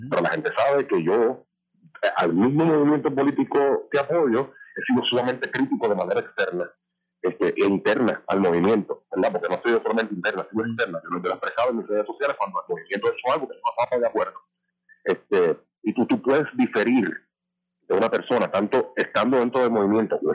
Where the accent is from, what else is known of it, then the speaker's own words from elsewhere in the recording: Puerto Rico; nosotros como puertorriqueños, y puertorriqueños queremos ser